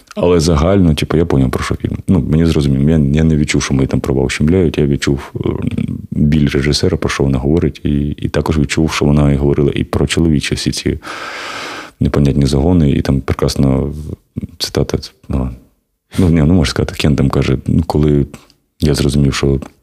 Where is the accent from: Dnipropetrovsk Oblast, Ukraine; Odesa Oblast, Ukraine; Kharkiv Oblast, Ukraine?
Kharkiv Oblast, Ukraine; Kharkiv; Я з Харкова.